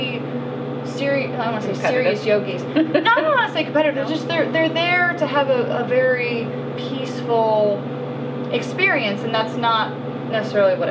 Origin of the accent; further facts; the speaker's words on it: Missouri, United States; moved away; I'm originally from Missouri, a very rural area